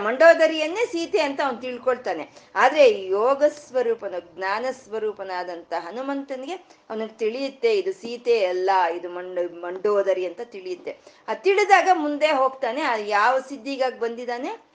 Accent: India; ನಮ್ಮ ದೇಶ ಇದೆ ಭಾರತ ದೇಶ

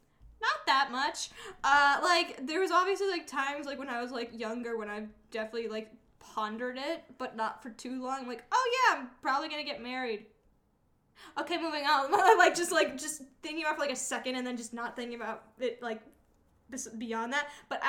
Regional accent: Malden, Massachusetts, United States; I'm not from Revere, but I'm from Malden

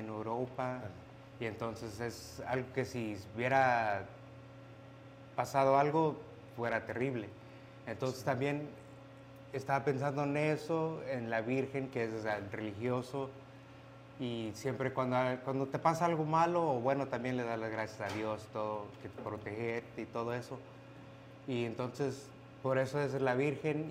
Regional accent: Mexico; moved away; somos mexicanos

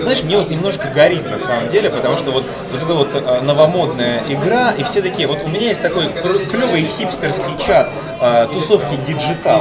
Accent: Ukraine; мы с Украины

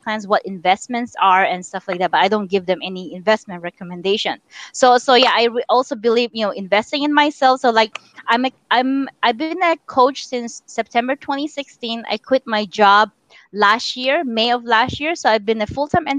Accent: Philippines; now in United States; I'm Chinese born and raised in the Philippines.

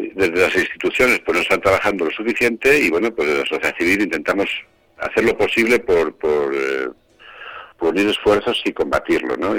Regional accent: Vega de Tera, Castile and León, Spain; Yo soy zamorano, yo soy precisamente de Vega de Tera

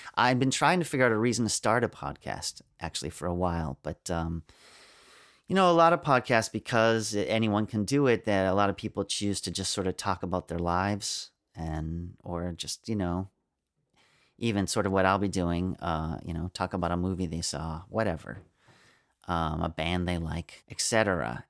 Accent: United States; I'm an American.

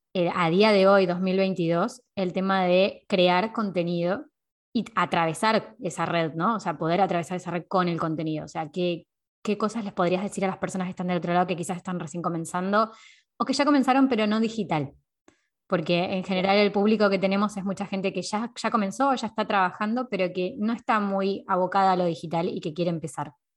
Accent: Temperley, Buenos Aires Province, Argentina; moved away as an adult; now in Valencia, Spain; Yo soy de Lomas de Zamora, de Temperley en realidad, de Buenos Aires. Eh, ahí nací.

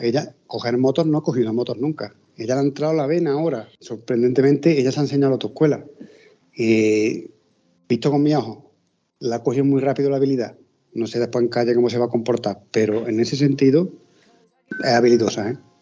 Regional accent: Córdoba, Andalusia, Spain; nosotros somos de aquí de Córdoba, de un pueblecito

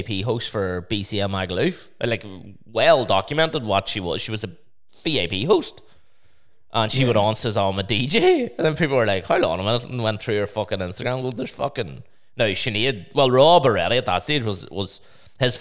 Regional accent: Omagh, Northern Ireland, United Kingdom; I'm from Oma.

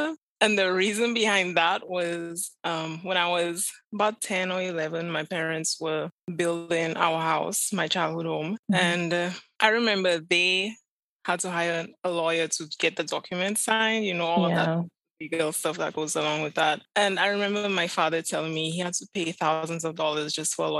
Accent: Vieux-Fort, Vieux Fort, St. Lucia; moved away as an adult; also born or lived in Castries, St. Lucia / Chicago; I was born and raised in Beaufort, St. Lucia. It's the southernmost town in St. Lucia.

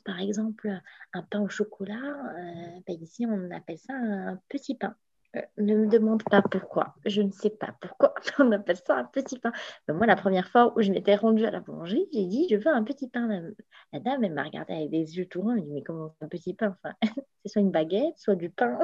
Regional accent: Morocco; moved away as an adult; now in France; je suis née, j'ai grandi au Maroc pendant 20 ans

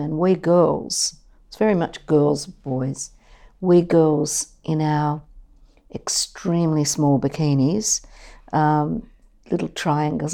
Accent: Sydney, New South Wales, Australia; I grew up in Mascot and then East Lakes

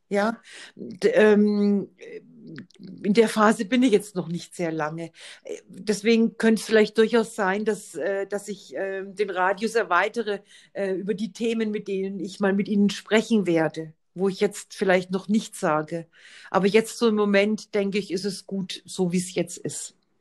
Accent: Bavaria, Germany; bei uns in Bayern

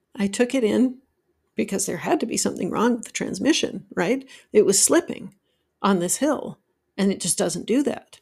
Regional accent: Utah, United States; now in Georgia, United States; I grew up in Utah where there was lots of snow and I learned to drive in the snow

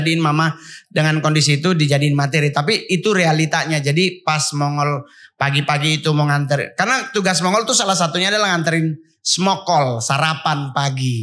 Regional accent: Sangihe Islands, North Sulawesi, Indonesia; moved away; also born or lived in Manado; Kalau masa kecil kan saya tidak di Menadonya, tapi saya di Pulau Sanger

